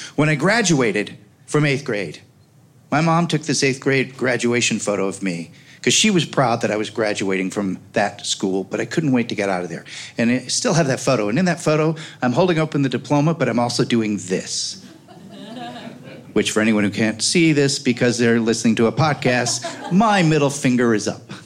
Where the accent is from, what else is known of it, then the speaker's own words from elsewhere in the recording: Oak Park, Illinois, United States; I grew up on Gunderson and Madison in Oak Park